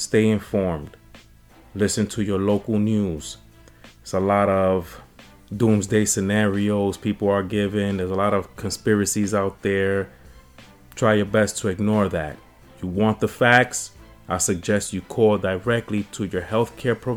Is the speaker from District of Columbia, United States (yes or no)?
no; New York City, New York, United States; I'm from the Bronx